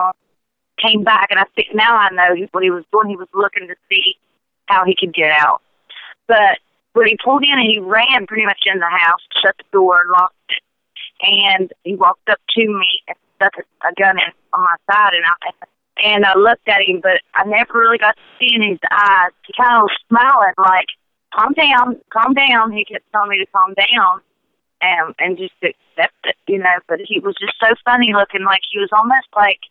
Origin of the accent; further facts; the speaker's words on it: Charleston, West Virginia, United States; I was born in Charleston, West Virginia, and raised here